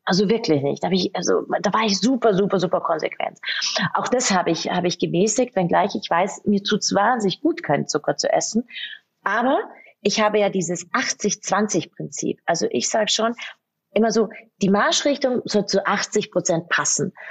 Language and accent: German; Munich, Bavaria, Germany; moved away as an adult; now in Salzburg, Austria; ich bin äh, eigentlich gebürtige Münchnerin und ich habe eigentlich mir äh, gedacht, boah, ich gehe nie aus München weg